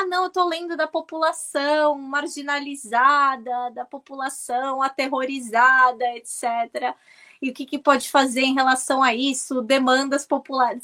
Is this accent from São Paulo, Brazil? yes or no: yes; Santos, São Paulo, Brazil; moved away as an adult; also born or lived in London, United Kingdom; now in United Kingdom; eu sou originária de Santos